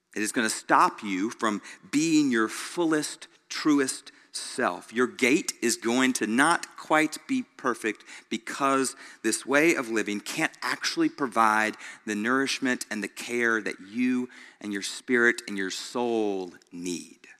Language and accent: English; Greenville, United States; Growing up in Greenville, almost everybody I knew took the bus to school